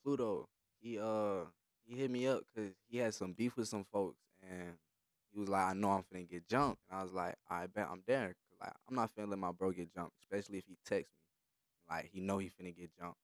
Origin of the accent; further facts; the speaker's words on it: Atlanta, Georgia, United States; also born or lived in New Mexico / Gwinnett, Georgia; Moved to the south side of Atlanta. Grew up there for like 7, 8 years.